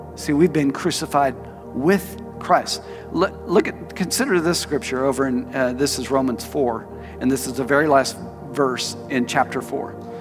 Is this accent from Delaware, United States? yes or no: no; Tulsa, Oklahoma, United States; moved away as an adult; also born or lived in Phoenix, Arizona; I moved from Tulsa to Phoenix Arizona